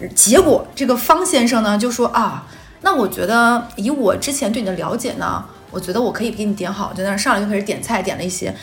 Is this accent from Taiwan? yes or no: no; Northeast China, China; accent: Northeastern (Dongbei); moved away; 乡音在耳，好像很久没有听过这个东北话了